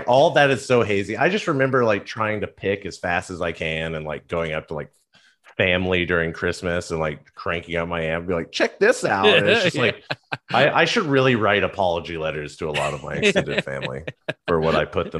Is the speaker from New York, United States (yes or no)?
no; Texas, United States; Especially growing up in Texas